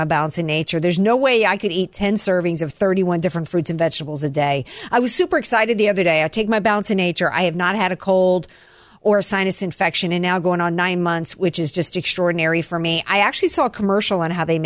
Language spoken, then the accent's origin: English; the American South, United States; I'm a Southerner